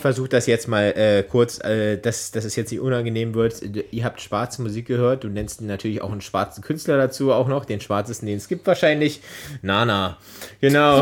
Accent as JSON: {"language": "German", "region": "Berlin", "country": "Germany", "tie": "born or raised there", "said": "Als gebürtiger Berliner"}